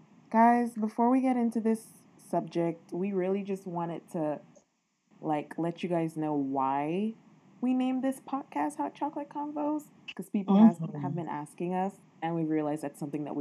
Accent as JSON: {"language": "English", "region": "South Florida", "country": "United States", "moved": "yes", "lives_now": "Maryland, United States", "said": "I love South Florida. I'm Florida."}